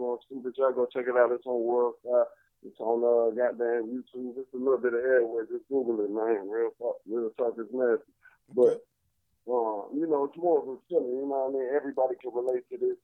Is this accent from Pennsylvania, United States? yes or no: no; Chicago, Illinois, United States; also born or lived in Atlanta; I rep Chicago, so I'm from Chicago